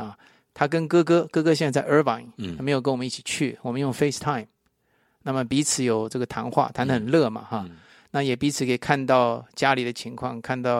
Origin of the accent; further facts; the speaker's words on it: Taipei, Taiwan; now in United States; 我也去了我出生的地方。在台北啊